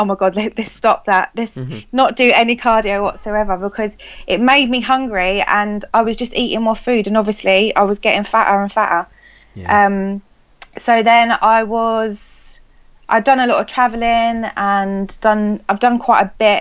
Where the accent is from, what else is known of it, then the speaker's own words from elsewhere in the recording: Ashford, South East England, United Kingdom; I'm from Kent, Ashford, Kent.